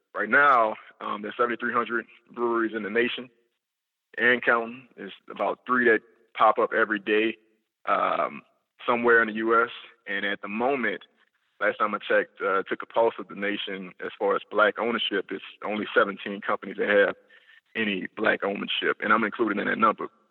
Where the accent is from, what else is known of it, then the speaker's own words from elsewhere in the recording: New Orleans, Louisiana, United States; also born or lived in Florida; I'm a New Orleans native. I was born and raised in New Orleans East.